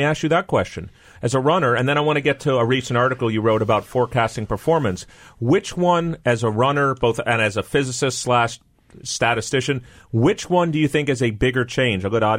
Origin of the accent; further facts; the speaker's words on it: New York City, New York, United States; I grew up in New York City, watched the New York Marathon.